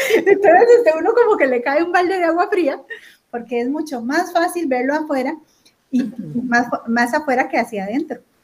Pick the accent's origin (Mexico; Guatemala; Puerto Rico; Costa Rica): Costa Rica; aquí en Costa Rica